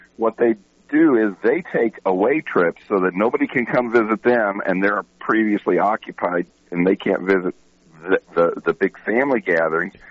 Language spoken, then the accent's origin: English; Texas, United States; I'm from Texas